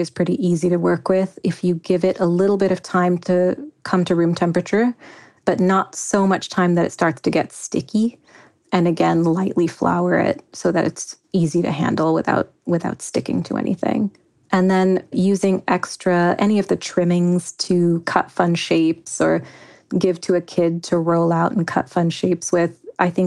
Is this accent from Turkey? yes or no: no; Kenya; kukupaka, which is a chicken curry I grew up eating in Kenya.